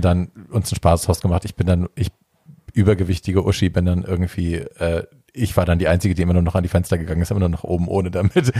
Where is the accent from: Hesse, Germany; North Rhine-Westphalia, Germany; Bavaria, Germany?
Hesse, Germany; bei uns in Hessen